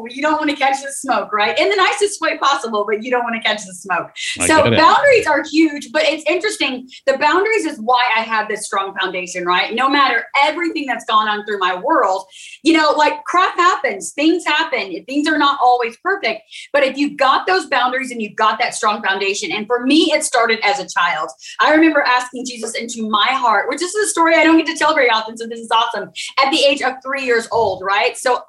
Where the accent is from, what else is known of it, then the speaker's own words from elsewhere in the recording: Oklahoma, United States; also born or lived in Texas; So the beginning, I grew up in Oklahoma, Texas area, military family, traveling.